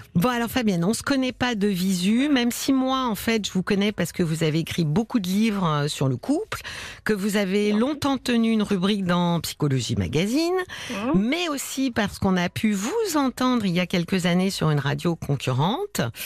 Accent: Paris, Île-de-France, France; accent: Parisian; il paraît que ça s'entend, hein, que je suis parisienne, parigo, parisienne

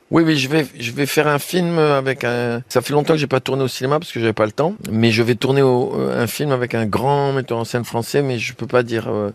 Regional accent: Tunisia; also born or lived in France; chez nous, en Tunisie

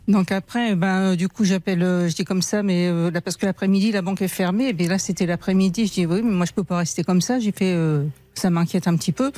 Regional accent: Harfleur, Normandy, France; now in Le Havre, France; au départ, je suis de, Harfleur, à côté. Et ah. après, quand je me suis mariée, euh, on est arrivé au Havre il y a 35 ans

